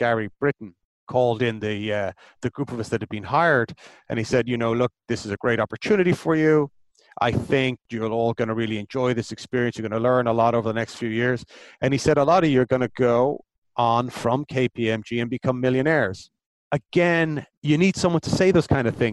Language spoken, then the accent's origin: English; Ireland; growing up in Ireland in the late 80s as a teenager